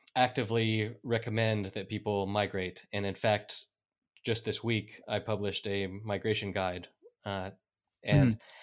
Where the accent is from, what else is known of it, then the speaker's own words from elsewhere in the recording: North Carolina, United States; moved away as an adult; now in Spain; I'm an American from North Carolina who has been living in Spain for the past 14 years